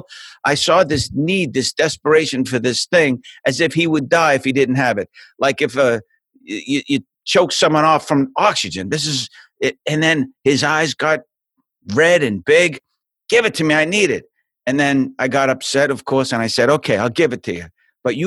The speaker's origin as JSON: {"language": "English", "town": "Boston", "region": "Massachusetts", "country": "United States", "tie": "born or raised there", "moved": "yes", "said": "I'm from Boston. I was born in a place called South Boston"}